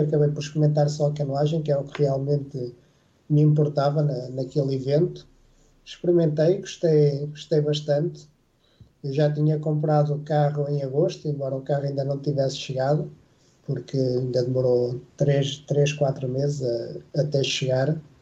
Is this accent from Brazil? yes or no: no; Lisbon, Portugal; also born or lived in Vila Real; eu nasci, nasci em Vila Real, mas, mas vivo em Lisboa desde os três anos